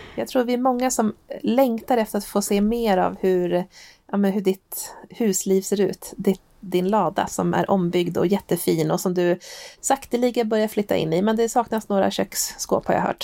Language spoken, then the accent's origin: Swedish; Hälsingland, Gävleborg County, Sweden; moved away; hemma i Hälsingland där jag ursprungligen kommer ifrån